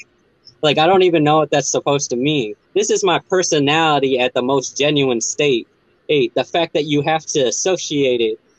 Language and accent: English; El Paso, Texas, United States; moved away; I'm from El Paso, right next to Juarez. I used to live just north of the border.